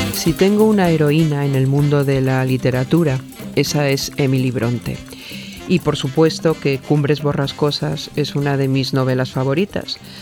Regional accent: Mexico; Yo soy mujer mexicana

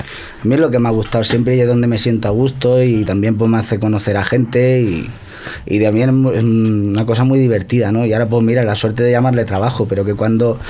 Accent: Santa Coloma de Gramenet, Catalonia, Spain; yo soy de Santa Coloma.

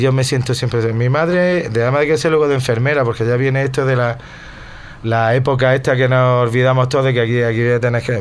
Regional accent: Granada, Andalusia, Spain; Yo vivo, pues si nací en La Chana, vivo a 200 metros para arriba

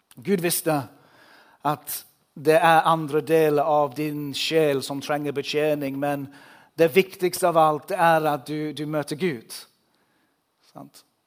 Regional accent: England, United Kingdom; Norwegian is a second language; now in Norway; Jeg bor i Norge, jeg kommer fra England

